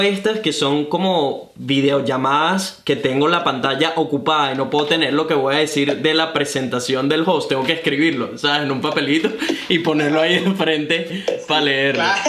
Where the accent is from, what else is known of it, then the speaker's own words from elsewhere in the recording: Venezuela; also born or lived in Brisbane, Australia; now in Gold Coast, Australia; soy un venezolano que vive actualmente recién mudado a Gold Coast, Australia